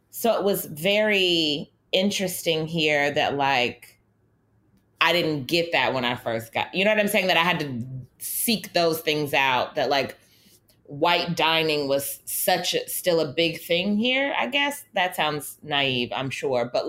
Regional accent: Los Angeles, California, United States; moved away as an adult; also born or lived in San Francisco Bay Area; now in New York, United States; growing up in Los Angeles

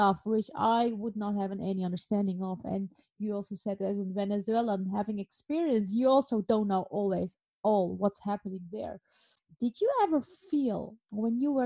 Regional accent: Alkmaar, North Holland, Netherlands; in Alkmaar, where I grew up in the Netherlands

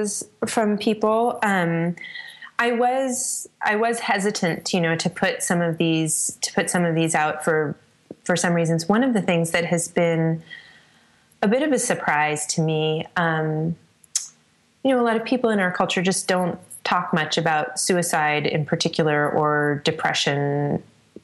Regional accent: Northern California, United States; my hometown and has its headwaters very close to where my dad and my brother and I have a cabin together in an area of the mountains in the Sierra Nevada in Northern California that I spent a lot of time in growing up

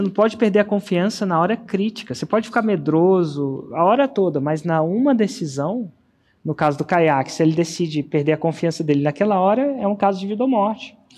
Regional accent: Brasília, Federal District, Brazil; moved away; voltei para Brasília. É, acredite ou não, a cidade onde eu nasci

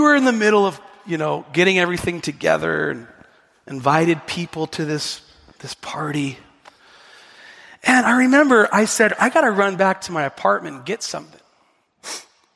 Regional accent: the Northwest, Pacific Northwest, United States; I'm from the Northwest

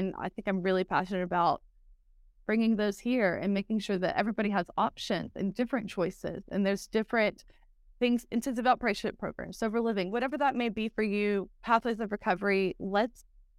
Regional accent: Texas, United States; accent: Texas; Some people say that I've lost my Texas accent, but I think that the y'all stays there always, and there's just certain words.

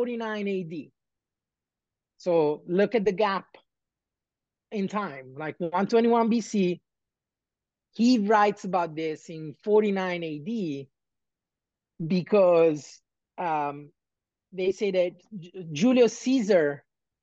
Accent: Naples, Campania, Italy; I was born and raised in Naples

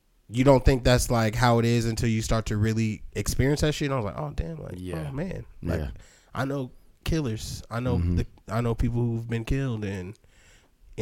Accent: San Bernardino, California, United States; also born or lived in Los Angeles / Hawthorne / Santa Monica / Fontana; I'm from San Bernardino

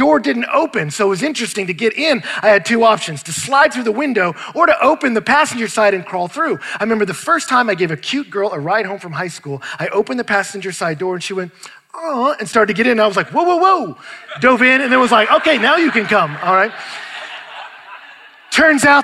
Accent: Houston, Texas, United States; I grew up in Houston, Texas

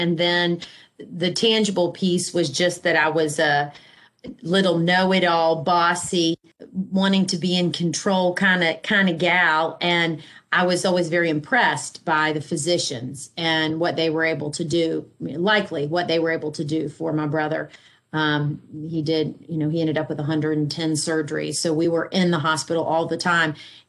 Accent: Savannah, Georgia, United States; I'm from Savannah. I went away for many years for school and work, but rooted here

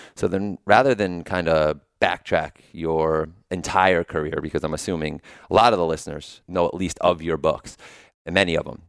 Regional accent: New Haven, Connecticut, United States; I'm from New Haven

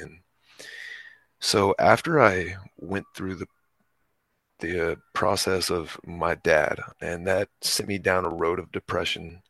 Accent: Texas, United States; I grew up in Texas

